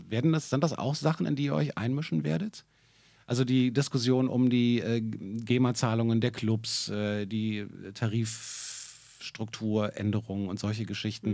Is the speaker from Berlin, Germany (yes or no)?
yes; Berlin, Germany; ich bin gebürtiger Berliner